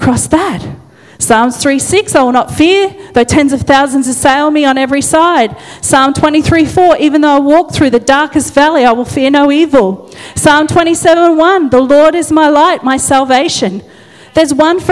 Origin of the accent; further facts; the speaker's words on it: Dalby, Queensland, Australia; I'm just a little country girl, God. I'm just from Dolby